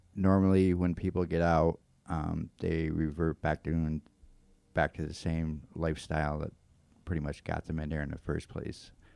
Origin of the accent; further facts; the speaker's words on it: Florence, Massachusetts, United States; I'm from Florence. I was born and raised here in Florence, Massachusetts, and um, I pretty much lived here all of my life.